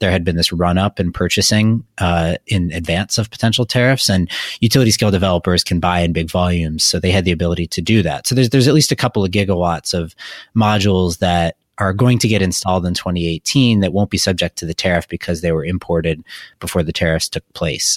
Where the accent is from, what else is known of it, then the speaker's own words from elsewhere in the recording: Wisconsin, United States; I'm from Wisconsin